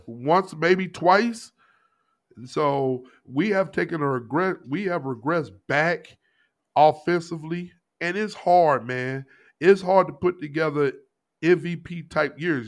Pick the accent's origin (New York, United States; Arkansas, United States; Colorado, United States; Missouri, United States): Missouri, United States; St. Louis; moved away; Kid I grew up with back in St. Louis, known him since middle school.